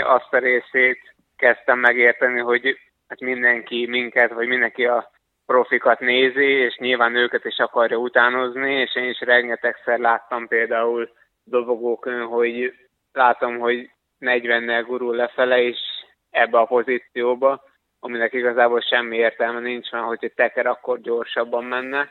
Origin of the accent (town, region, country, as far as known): Hungary